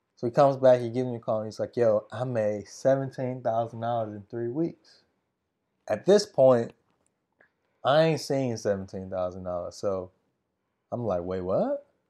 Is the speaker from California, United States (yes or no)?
no; Wisconsin, United States; my hometown race in Wisconsin